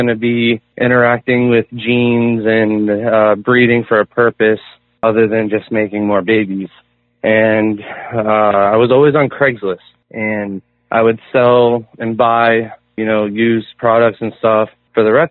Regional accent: Florida, United States; also born or lived in Hawaii; Well, I was born in Hawaii, but I moved to Florida when I was 3. So basically my whole life I've been in the swamps and rivers and ocean of Florida

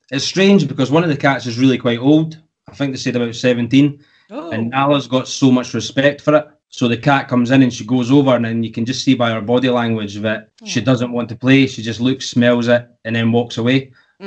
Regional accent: United Kingdom; the UK, my home country

